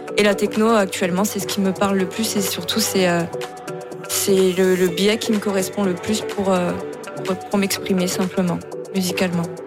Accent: the North, Hauts-de-France, France; moved away as an adult; now in Toulouse, France; À la base, je viens du Nord. Ça fait 10 ans que j'habite à Toulouse

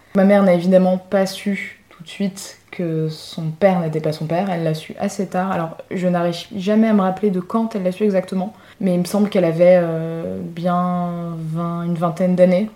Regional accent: Paris, Île-de-France, France; j'ai dû répondre de Paris

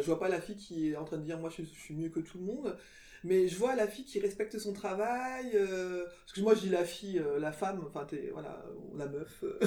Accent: France; je suis née en France moi je me suis toujours sentie française

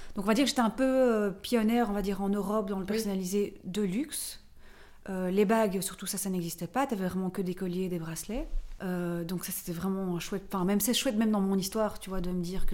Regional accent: Brussels, Brussels-Capital Region, Belgium; also born or lived in Paris; je suis belge, je viens de Bruxelles

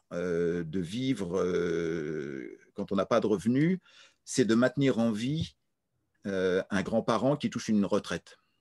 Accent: France; Je suis français

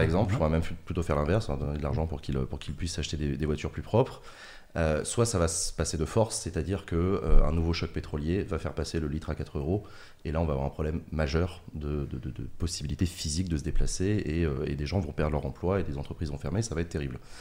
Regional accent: Paris, Île-de-France, France; je suis parisien

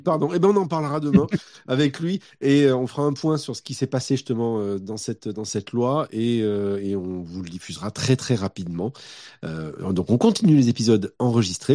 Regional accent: Montpellier, Occitania, France; je viens de Montpellier

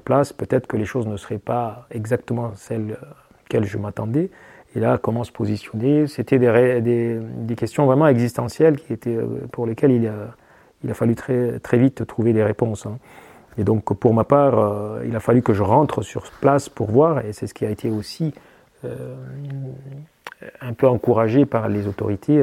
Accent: eastern Chad, Ouaddaï, Chad; moved away as an adult; now in France; à l'est du Tchad, hein, ma région d'origine, hein, celle du Wadai

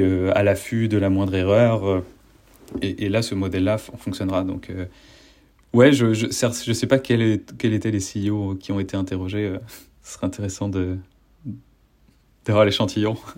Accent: Rennes, Brittany, France; moved away; je suis de Rennes

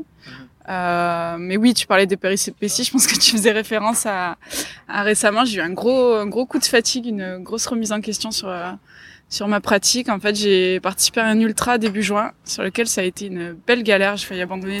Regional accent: Marseille, Provence-Alpes-Côte d'Azur, France; moved away as an adult; now in Gap, France; je vivais ici parce que je suis marseillaise

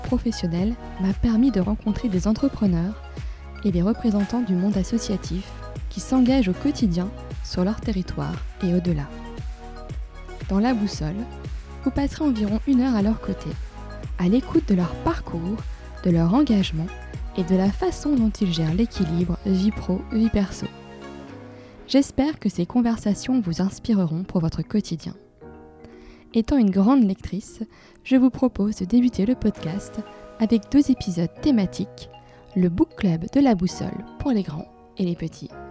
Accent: Lorraine, Grand Est, France; also born or lived in Ardennes; now in Nord, France; Nordiste d'adoption, je suis née dans les Ardennes et j'ai grandi en Lorraine

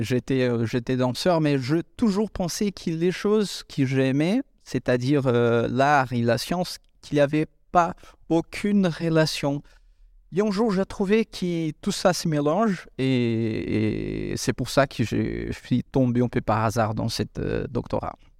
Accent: Brazil; moved away; Je viens de l'Amérique du Sud

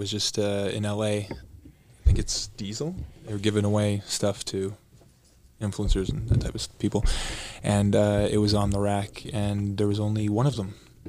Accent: Burlington, Ontario, Canada; I grew up in Canada. I was born in Burlington, Ontario, and proud Canadian.

